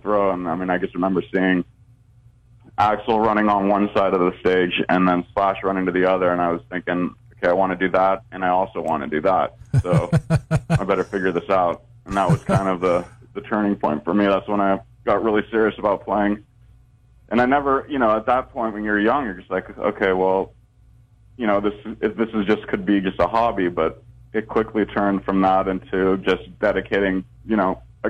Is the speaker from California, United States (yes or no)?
yes; Northern California, United States; I grew up in Northern California